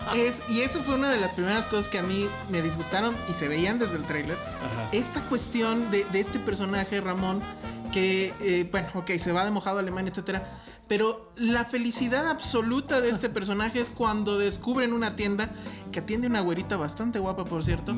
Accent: Mexico; como público mexicano

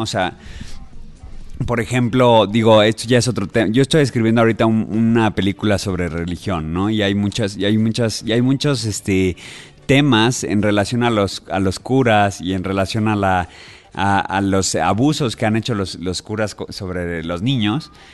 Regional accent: Mexico

